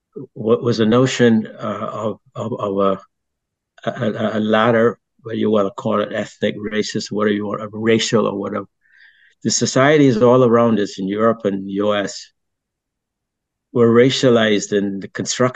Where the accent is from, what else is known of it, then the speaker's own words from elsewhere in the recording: Barbados; also born or lived in France; I grew up in Barbados and I grew up in a British society and I came to know the British.